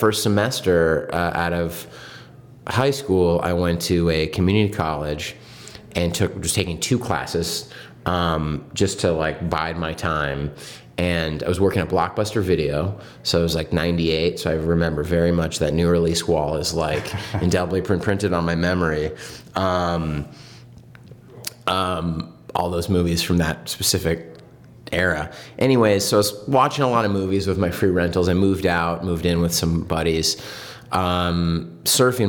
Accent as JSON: {"language": "English", "town": "San Diego", "region": "California", "country": "United States", "tie": "born or raised there", "moved": "as an adult", "said": "I grew up in San Diego"}